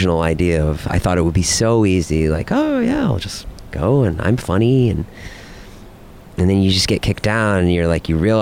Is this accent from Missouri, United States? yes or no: no; Boston, Massachusetts, United States; I grew up in Boston